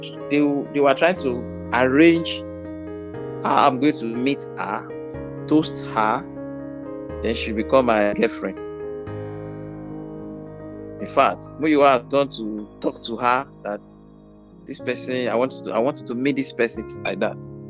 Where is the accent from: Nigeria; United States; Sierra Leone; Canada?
Nigeria; Ede, Osun; I left my hometown, that's Eden, Osun State, for Ibadan